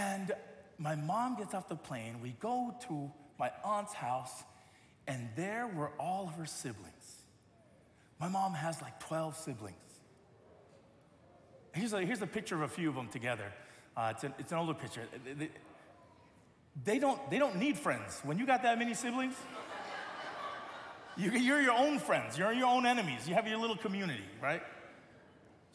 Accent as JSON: {"language": "English", "country": "United States", "tie": "born or raised there", "said": "I grew up in America"}